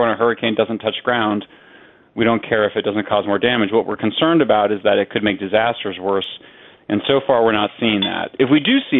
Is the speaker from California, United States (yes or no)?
yes; California, United States; my home state of California